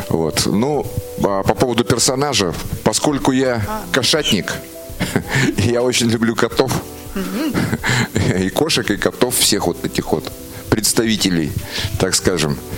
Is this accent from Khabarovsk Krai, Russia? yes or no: yes; Vyazemsky, Khabarovsk Krai, Russia; с Дальнего Востока. Ух и долго я к вам ехал, друзья. Хабаровский край, город Вяземский, 120 километров южнее Хабаровска находится.